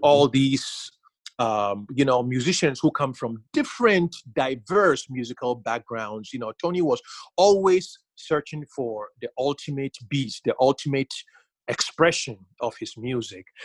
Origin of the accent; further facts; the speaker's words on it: Ghana; growing up in Ghana